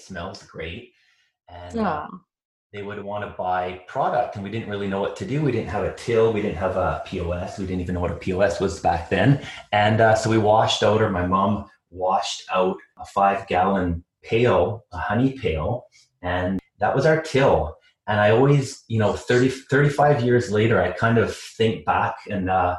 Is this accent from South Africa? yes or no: no; North Vancouver / Bowen Island, British Columbia, Canada; We moved from North Vancouver, eventually to Bowen Island. And we actually lived in what is now the museum on Bowen Island, right in the cove.